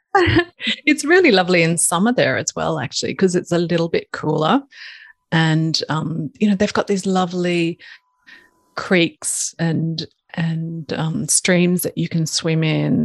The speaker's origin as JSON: {"language": "English", "town": "Ipswich", "region": "Queensland", "country": "Australia", "tie": "born or raised there", "also_born_or_lived": "Brisbane, Australia / United Kingdom / Italy", "said": "I grew up in Ipswich, which is a city about 45 minutes from Brisbane"}